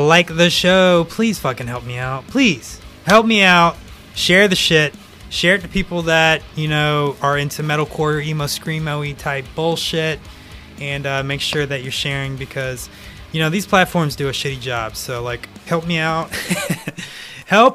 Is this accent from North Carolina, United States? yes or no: yes; North Carolina, United States; I'm obviously from North Carolina